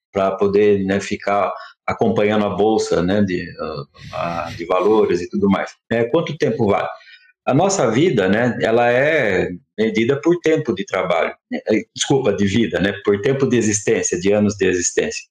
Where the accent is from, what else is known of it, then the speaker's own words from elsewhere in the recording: Campinas, São Paulo, Brazil; numa escola pública né, da, da periferia de Campinas que foi a escola que, inclusive, onde eu cresci